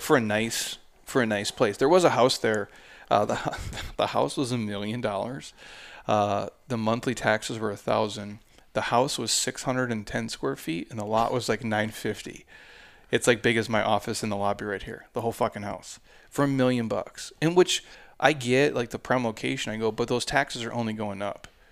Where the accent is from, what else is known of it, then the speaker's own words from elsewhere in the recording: Midwest, United States; moved away; I grew up in the Midwest